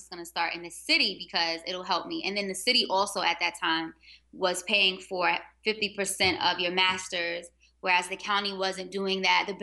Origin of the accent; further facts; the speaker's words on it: New York City, New York, United States; now in Baltimore, United States; I'm from Harlem and I went to Morgan for undergrad, Morgan State University, which led me to Baltimore, where I've been teaching for so long.